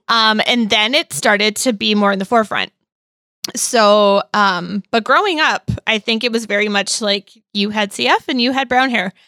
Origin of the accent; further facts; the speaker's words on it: Midwest, United States; growing up in the Midwest